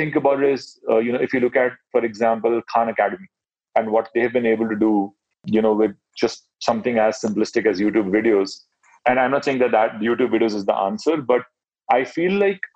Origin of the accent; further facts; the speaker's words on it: Mumbai, Maharashtra, India; So I grew up in Mumbai. Mumbai is Bollywood city